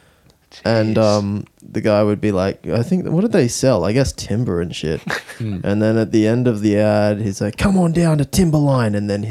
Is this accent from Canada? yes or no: no; Australia; I'm Australian.